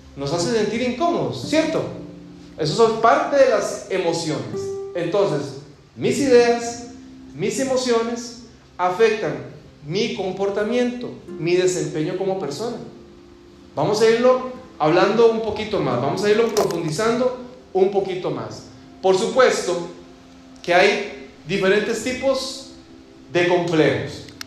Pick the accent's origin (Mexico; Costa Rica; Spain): Costa Rica; moved away; en el vecindario donde yo crecí, en mi país